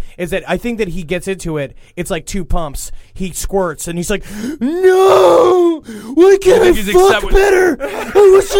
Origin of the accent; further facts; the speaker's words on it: Los Angeles, California, United States; 35 years old. I'm from Los Angeles, California.